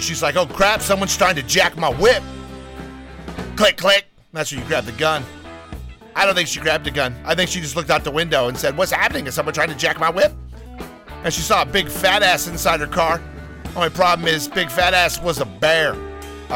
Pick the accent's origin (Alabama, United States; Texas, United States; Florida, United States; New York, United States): Alabama, United States; Jasper; now in California, United States; I was born just outside of Birmingham, Alabama, in a lovely town called Jasper